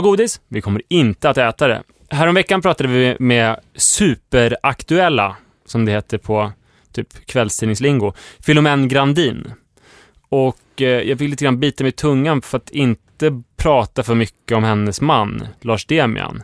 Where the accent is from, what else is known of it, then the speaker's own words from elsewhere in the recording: Stuvsta, Stockholm County, Sweden; hemma i Stuvstavillan